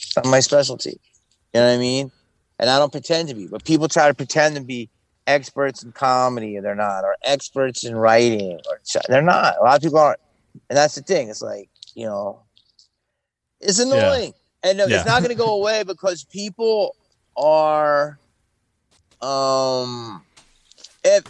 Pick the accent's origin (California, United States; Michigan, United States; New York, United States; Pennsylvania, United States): Pennsylvania, United States; Philadelphia; moved away; also born or lived in Los Angeles; I came from Philly